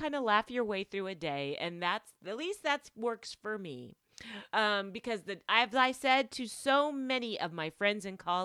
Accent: Las Vegas, Nevada, United States; I'm from Vegas

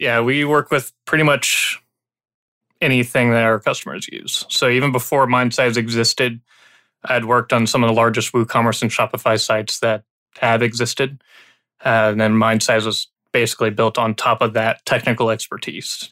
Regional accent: Illinois, United States; now in Texas, United States; I grew up in Illinois

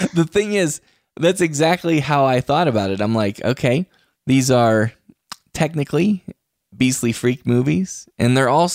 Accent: West Virginia, United States; I'm from West Virginia

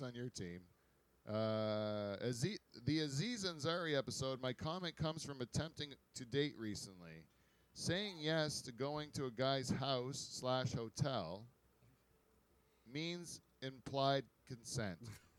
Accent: Pine Grove, United States; I grew up in Pine Grove.

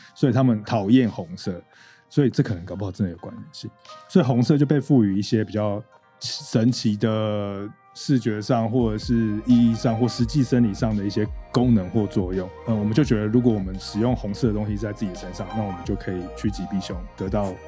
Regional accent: Taipei, Taiwan; also born or lived in Yilan; 我也是台北人长大，但是我的老家是在宜兰

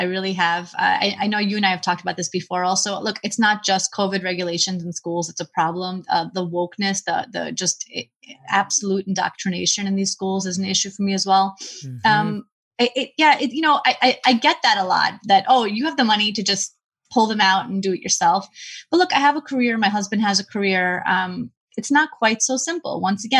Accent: Brooklyn, New York, United States; I grew up in Brooklyn. My husband grew up in Queens. We're lifelong New Yorkers.

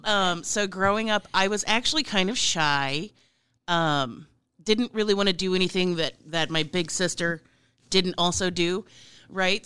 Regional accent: Plattsmouth, Nebraska, United States; also born or lived in Omaha, Nebraska; I was born in a hospital in Omaha, but I was raised in Plattsmouth, Nebraska, which is where I currently live again

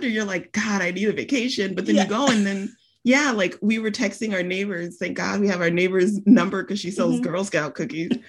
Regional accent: Texas, United States; I grew up in Texas. I live right outside of Austin

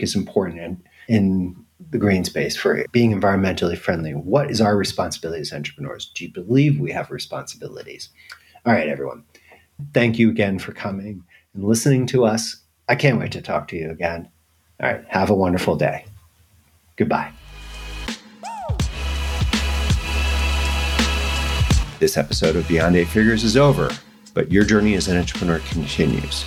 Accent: New York, United States; moved away as an adult; now in Europe; I'm a New Yorker

